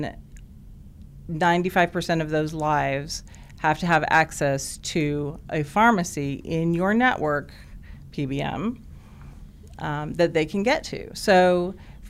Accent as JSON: {"language": "English", "region": "Alaska", "country": "United States", "tie": "born or raised there", "moved": "as an adult", "lives_now": "Oklahoma, United States", "said": "I grew up in Alaska. Moved there when I was four. Lived there for 21 years"}